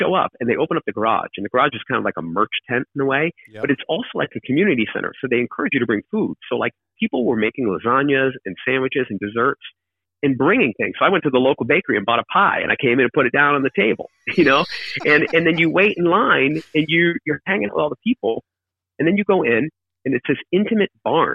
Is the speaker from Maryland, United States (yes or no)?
no; Keene, New Hampshire, United States; moved away; also born or lived in Australia / London; spend a ton of time there growing up. We were in Keene